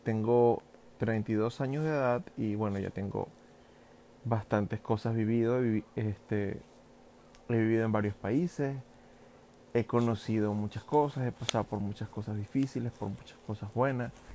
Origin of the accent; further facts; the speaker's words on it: Venezuela; moved away as an adult; also born or lived in New York, United States; now in New Jersey, United States; yo soy un venezolano que emigró hace, mm, así, bueno, como cuatro años y medio, ya voy para cinco años a Estados Unidos